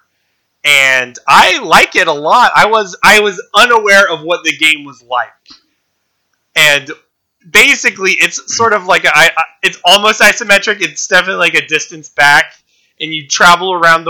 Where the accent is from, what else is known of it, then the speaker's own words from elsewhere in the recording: United States; I'm an American